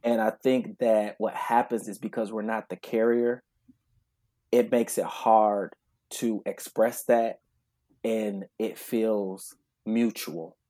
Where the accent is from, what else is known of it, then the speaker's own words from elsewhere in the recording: Grand Rapids, Michigan, United States; I'm originally from Grand Rapids, Michigan